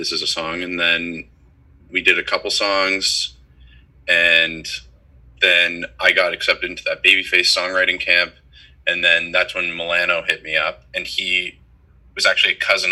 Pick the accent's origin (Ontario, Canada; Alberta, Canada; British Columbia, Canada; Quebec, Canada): Ontario, Canada; Toronto; I grew up in Toronto